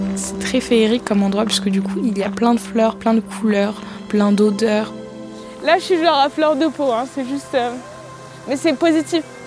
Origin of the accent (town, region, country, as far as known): France